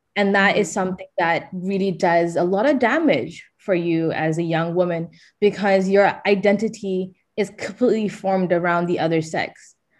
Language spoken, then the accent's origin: English; Malaysia; moved away; growing up in Malaysia from an affluent family